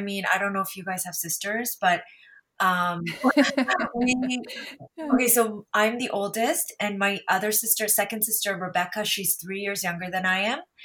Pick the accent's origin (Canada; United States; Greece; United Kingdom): Canada; because my sisters and I grew up here in Canada